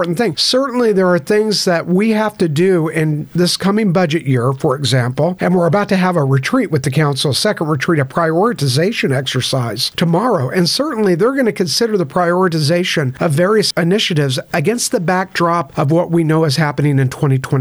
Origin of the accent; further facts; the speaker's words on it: San Francisco Bay Area, California, United States; now in Baytown, United States; I grew up in the San Francisco Bay Area